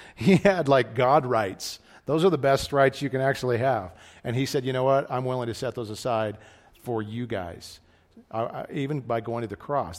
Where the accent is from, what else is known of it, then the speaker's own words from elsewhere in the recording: United States; as American Christians